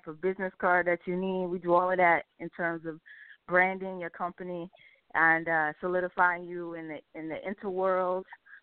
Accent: Oklahoma, United States; moved away as an adult; now in Washington, D.C., United States; I'm from Oklahoma

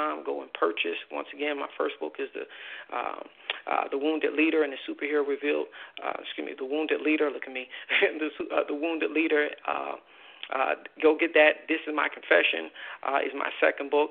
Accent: New Jersey, United States; now in Atlanta, United States; I'm from New Jersey

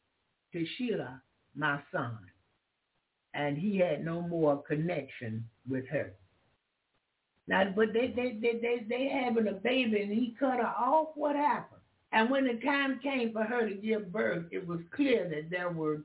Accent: United States; I'm an American. I was born in America

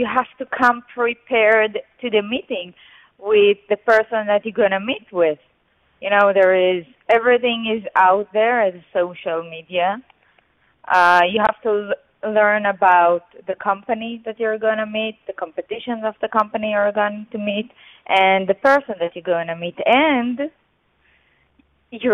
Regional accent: Israel; I'm an Israeli. I grew up in Israel.

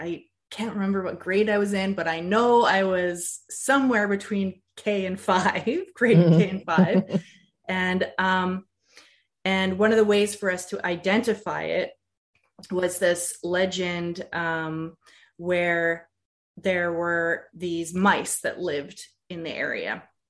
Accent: Saanich Peninsula, Vancouver Island, British Columbia, Canada; moved away; also born or lived in California / Pacific Northwest; So I grew up on the Saanich Peninsula. As you said, this is the Wasanich people's traditional territory.

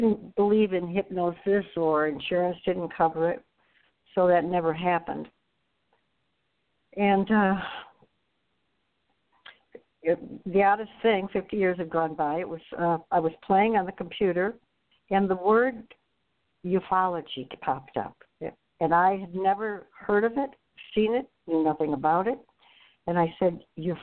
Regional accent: Novi, Michigan, United States; we grew up in Novi, which was just country.

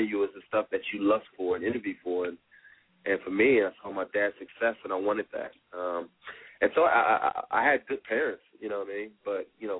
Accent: California, United States; moved away as an adult; also born or lived in Tuskegee, Alabama; I'm from California, came to know the Lord when I was in college at Tuskegee University.

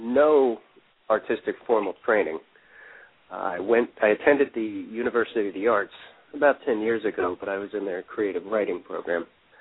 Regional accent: Elverson, Pennsylvania, United States; moved away as an adult; also born or lived in Pottstown, Pennsylvania; now in Philadelphia, United States; I was born in Pottstown, Pennsylvania, and grew up in a town called Elverson, population 900

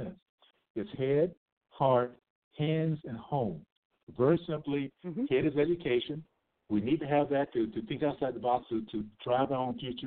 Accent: Tallahassee, Florida, United States; now in Utah, United States; I grew up in the Deep South, Tallahassee, Florida.

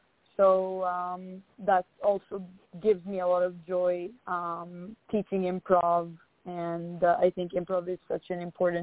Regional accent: Israel; now in United States; especially from where I come from Israel, they're like, oh, you're going to go to America and, you know, and go to Hollywood and become an actress.

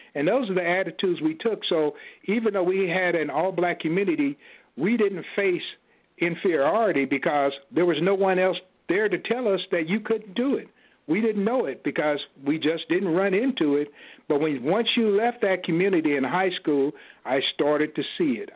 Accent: Kansas City, Kansas, United States; my hometown in Kansas City, Kansas

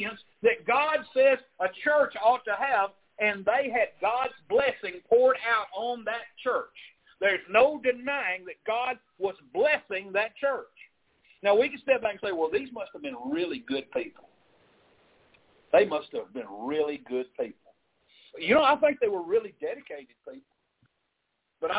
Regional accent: Arkansas, United States; moved away; I grew up in Arkansas

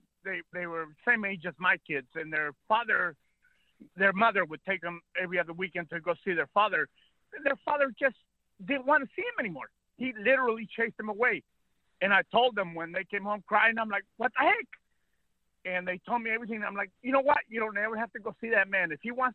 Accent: California, United States; also born or lived in Mexico; I was born in Mexico. I was raised here in California, thank goodness.

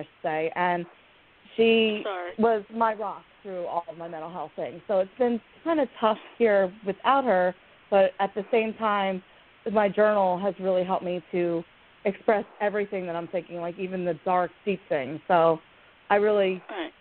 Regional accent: Pennsylvania, United States; I'm from Pennsylvania

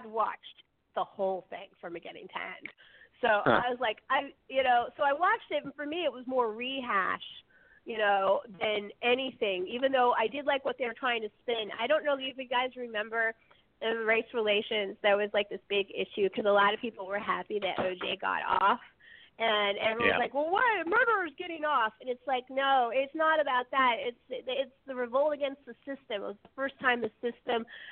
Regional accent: Bay Area, California, United States; growing up in the Bay Area, in L.A. in particular

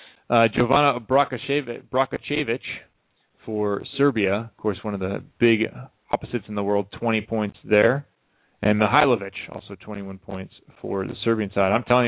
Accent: Chicago, Illinois, United States; being from there

